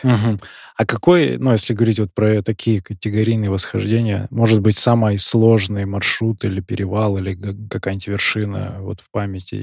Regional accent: Barnaul, Altai Krai, Russia; я сам из Барнаула, и по Алтаю я тоже

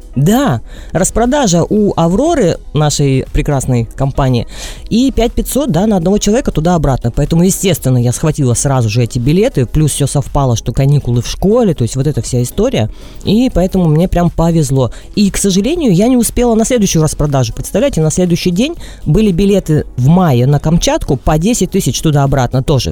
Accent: Vladivostok, Primorsky Krai, Russia; я из Владивостока, да, Дим? У нас почти с каждого окна видно, что море

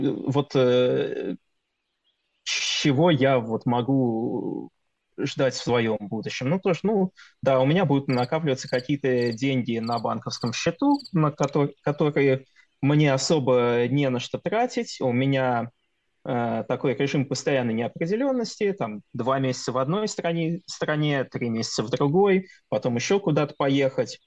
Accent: Russia; moved away as an adult; у нас на родине

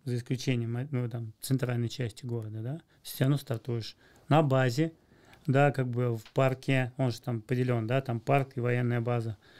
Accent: Moscow, Russia; я из Москвы

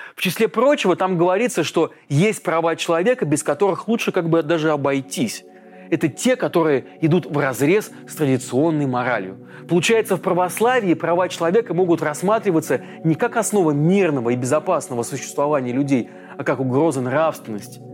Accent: Russia

